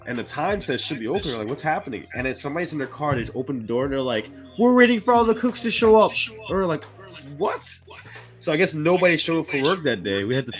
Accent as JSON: {"language": "English", "town": "New York City", "region": "New York", "country": "United States", "said": "So I'm from the Bronx."}